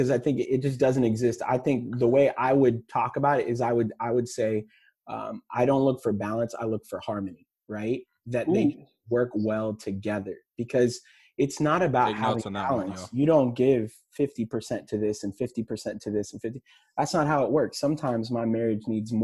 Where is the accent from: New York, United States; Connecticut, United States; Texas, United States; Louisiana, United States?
Texas, United States; I'm from Texas